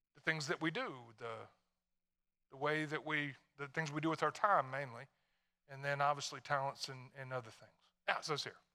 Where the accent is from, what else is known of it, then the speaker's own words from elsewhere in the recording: Tennessee, United States; moved away; I'm from Tennessee.